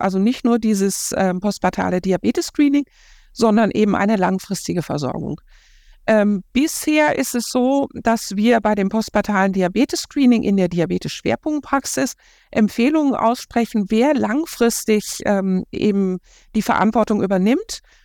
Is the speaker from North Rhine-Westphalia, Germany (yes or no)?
yes; Ruhr area, North Rhine-Westphalia, Germany; now in Cologne, Germany; ich komme aus dem Ruhrgebiet